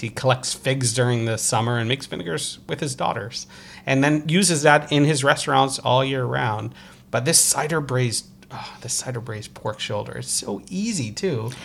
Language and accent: English; Croton-on-Hudson, New York, United States; also born or lived in Brooklyn, New York; my hometown in Westchester, New York, Uh, Croton Hudson